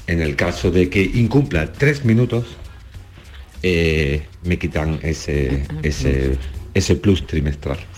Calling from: Málaga, Andalusia, Spain; buenos días … de Málaga.

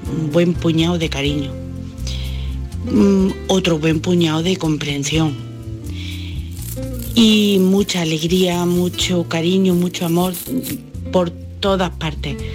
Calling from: Bailén, Andalusia, Spain; Bueno, un abrazo grande para todos … de Bailén.

